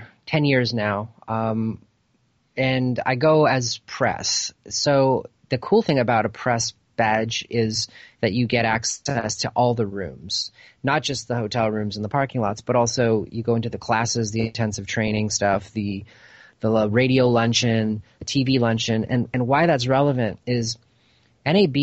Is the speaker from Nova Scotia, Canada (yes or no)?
no; Toronto, Ontario, Canada; moved away as an adult; now in Los Angeles, United States; I grew up in Toronto, left when I was about 22 years old